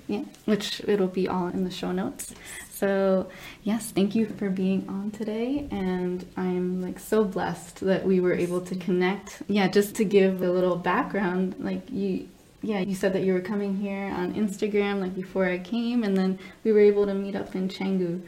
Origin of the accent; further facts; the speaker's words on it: New Jersey, United States; moved away as an adult; now in Bali, Indonesia; I left New Jersey. We're both from the East Coast